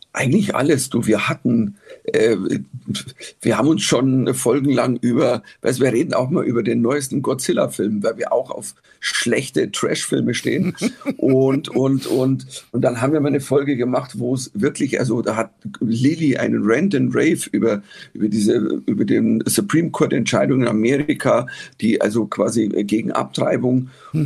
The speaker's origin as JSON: {"language": "German", "country": "Germany", "said": "als Deutscher"}